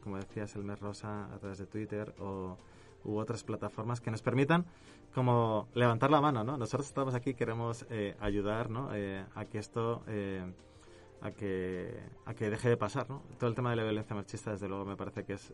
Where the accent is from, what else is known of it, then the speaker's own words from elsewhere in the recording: Spain; now in Mexico; mi acento me delata, pero no soy de aquí cerca, sino que soy de allá lejos, eh, del otro lado del charco, em, en Europa. yo vengo de España